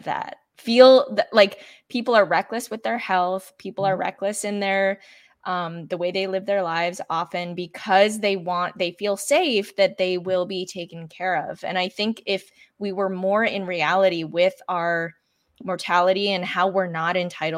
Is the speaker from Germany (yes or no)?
no; Canada; I grew up in Canada where we have, you know, socialized healthcare